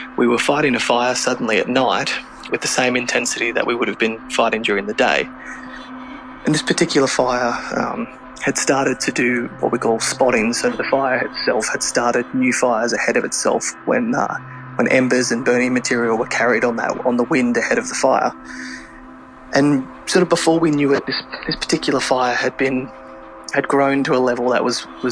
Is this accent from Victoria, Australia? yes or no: no; Bega, New South Wales, Australia; now in Canberra, Australia; back in my hometown or near my hometown of Bega on the state's south coast